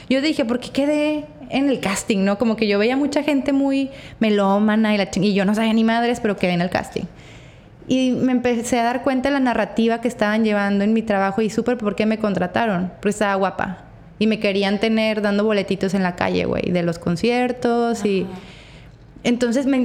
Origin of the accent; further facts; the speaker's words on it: Torreón, Coahuila, Mexico; now in Mazatlán, Mexico; Todavía Torreón, de donde yo vengo, es una sociedad mucho más cerrada que Mazatlán